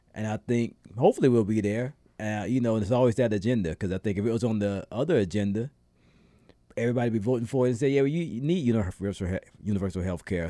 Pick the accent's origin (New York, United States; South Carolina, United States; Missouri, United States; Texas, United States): South Carolina, United States; moved away; my first time voting in my home state